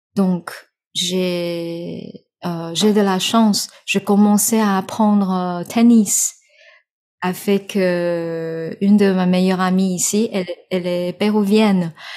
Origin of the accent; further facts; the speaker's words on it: Taiwan; French is a second language; je suis née, je suis 100% taïwanaise.